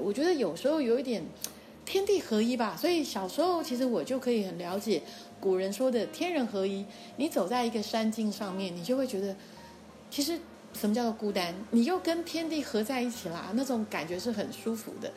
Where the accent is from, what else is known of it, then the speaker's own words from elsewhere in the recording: Tainan, Taiwan; moved away; 其实我是台南人